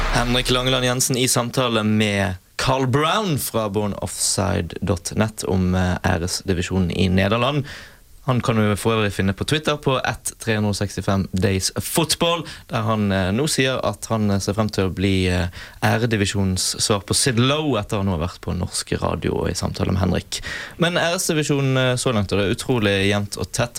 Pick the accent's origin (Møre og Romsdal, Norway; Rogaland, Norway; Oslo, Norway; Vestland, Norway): Vestland, Norway; Bergen; jeg er bergenser